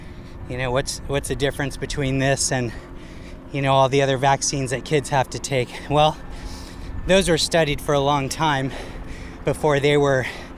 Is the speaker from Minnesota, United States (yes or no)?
no; California, United States; now in Oakland, United States; I'm from the Bay Area and I live in Oakland.